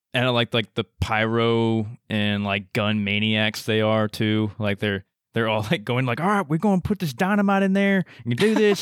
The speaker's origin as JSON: {"language": "English", "region": "Texas", "country": "United States", "said": "we're from Texas"}